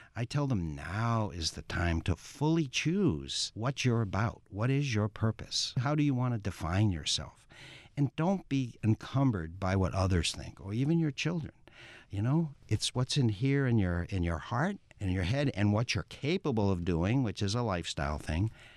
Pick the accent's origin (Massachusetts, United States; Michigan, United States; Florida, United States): Massachusetts, United States; I'm in public health and I'm from Massachusetts